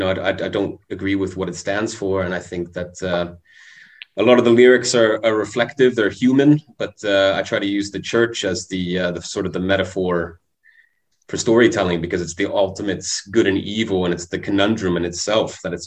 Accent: Canada; moved away; I come from Canada. I was brought up in a Catholic household for a while.

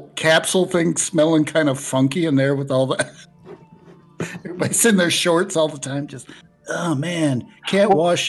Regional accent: Alaska, United States; But I'm from Alaska.

